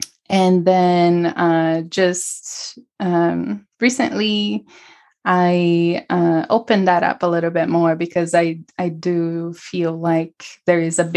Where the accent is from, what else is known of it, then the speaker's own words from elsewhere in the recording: São Paulo, Brazil; moved away; also born or lived in California / New York; I'm from Brazil. Originally from Brazil, from São Paulo, and I grew up surrounded by alternative health